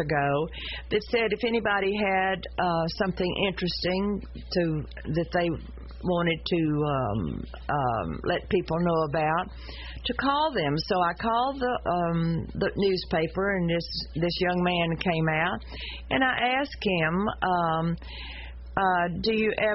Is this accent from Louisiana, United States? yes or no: yes; Shreveport, Louisiana, United States; I was raised on William Street, which is across from the Shrine Hospital right off King's Highway.